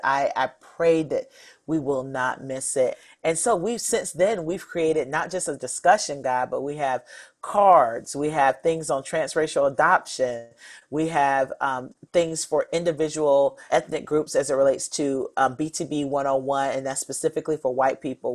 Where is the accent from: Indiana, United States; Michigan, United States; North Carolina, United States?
North Carolina, United States; I grew up in North Carolina